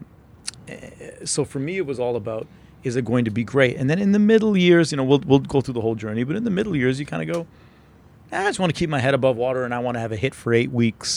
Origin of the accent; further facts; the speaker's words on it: Calgary, Alberta, Canada; also born or lived in Toronto; I grew up in Calgary. I was born in Toronto, but when I was two, we moved to Calgary